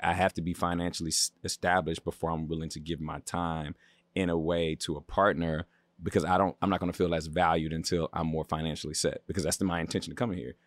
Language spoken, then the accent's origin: English; Baltimore, Maryland, United States; now in Los Angeles, United States; I'm from the East Coast. I'm from Baltimore